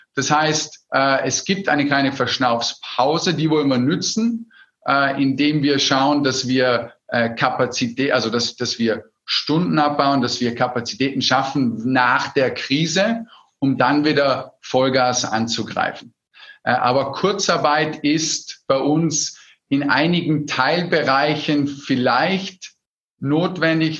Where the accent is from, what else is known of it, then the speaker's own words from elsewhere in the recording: Austria; bei uns in Österreich, wo wir sehr stark tourismusabhängig sind